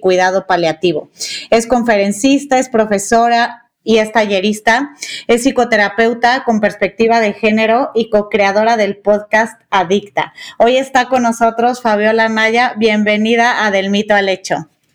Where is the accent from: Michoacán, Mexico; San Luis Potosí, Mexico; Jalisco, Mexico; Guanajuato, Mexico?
Jalisco, Mexico; Guadalajara; now in Mexico City, Mexico; Las dos somos tapatías y desde hace algunos años ya adoptamos la Ciudad de México como nuestro hogar